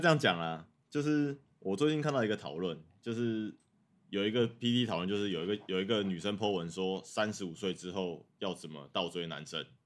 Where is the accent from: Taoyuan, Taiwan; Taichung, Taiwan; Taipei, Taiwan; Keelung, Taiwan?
Taoyuan, Taiwan; Zhongli; 我确实是桃园人啊，但是如果你真的要讲的话，那我就是桃园里面的中立，中立人